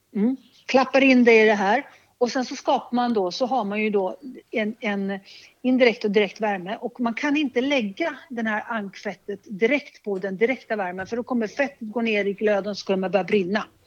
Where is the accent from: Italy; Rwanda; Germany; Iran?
Italy; Liguria; moved away; Jag är uppvuxen i Ligurien